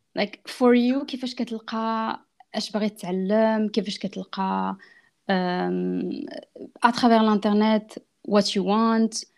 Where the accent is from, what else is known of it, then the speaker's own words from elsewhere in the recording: France; also born or lived in Italy / Morocco; انا دزت طاليان كبرت في فرنسا دونك اصلي من المغرب